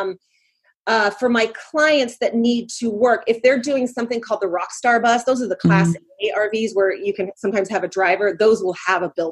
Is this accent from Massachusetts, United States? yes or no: no; Fair Haven, New Jersey, United States; my hometown of Fairhaven, New Jersey